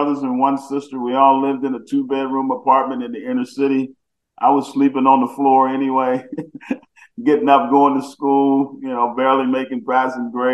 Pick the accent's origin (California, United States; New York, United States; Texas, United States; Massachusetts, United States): Texas, United States; Houston; I'm from Houston